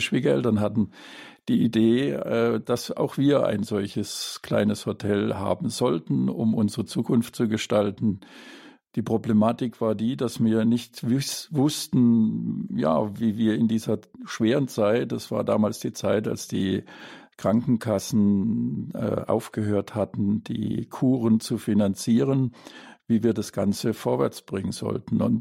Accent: Baden-Württemberg, Germany; ich komme aus dem Schwarzwald und das waren circa vier Stunden, die wir hier unterwegs waren.

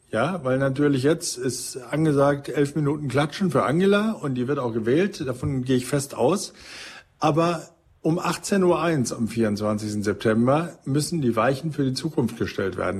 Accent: North Rhine-Westphalia, Germany; ich komme ja aus Ostwestfalen, bin also quasi Ihr Nachbar und Parteifreund

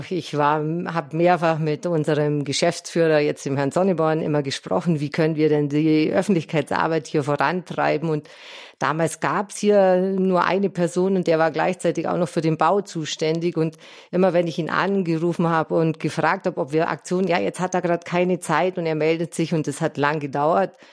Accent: Bad Wörishofen, Bavaria, Germany; now in Balderschwang, Germany; In meiner Kindheit, ich komme aus Bad Wörthershofen, waren wir hier immer Skifahren

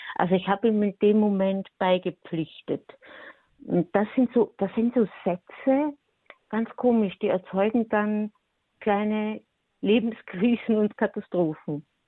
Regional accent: Austria; ich bin Österreicher und ich bin eine Frau

